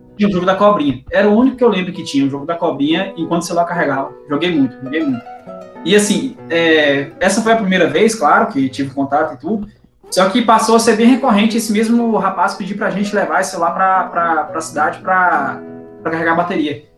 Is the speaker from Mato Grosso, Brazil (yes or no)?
yes; Ponte Branca, Mato Grosso, Brazil; now in Mineiros, Brazil; eu sou nascido no interior do Mato Grosso, cidadezinha bem pequena, chamada Ponte Branca. Hoje eu tenho residência no estado de Goiás, na cidade de Mineiros